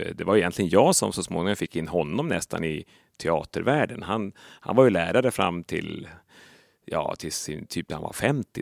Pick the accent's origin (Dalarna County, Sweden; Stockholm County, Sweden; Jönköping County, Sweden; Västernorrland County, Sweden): Västernorrland County, Sweden; Sollefteå; accent: Norrland; moved away; i Sollefteå till exempel, där jag ju är mm. född och uppväxt